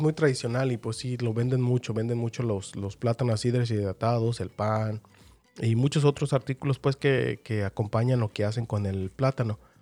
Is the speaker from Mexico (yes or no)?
yes; Mexico; para quienes somos de México